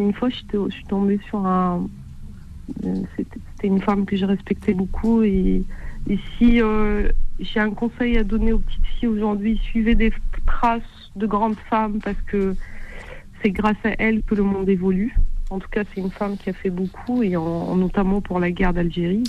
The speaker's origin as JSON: {"language": "French", "country": "Morocco", "said": "je suis marocaine, j'ai 38 ans"}